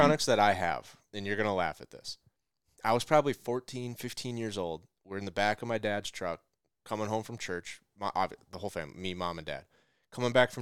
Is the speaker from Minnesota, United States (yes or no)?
yes; Alexandria, Minnesota, United States; moved away; We grew up in Alexandria